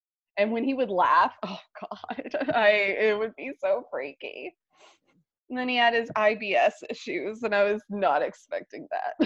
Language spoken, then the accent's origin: English; Alabama, United States; I'm Alabama bred